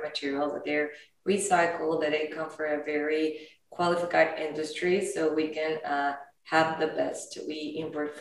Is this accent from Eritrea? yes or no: no; Mexico; I'm from Mexico